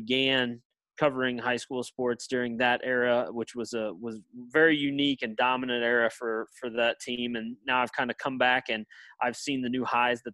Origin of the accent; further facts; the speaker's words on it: Platte City, Missouri, United States; also born or lived in St. Joseph, Missouri; my hometown in Platte City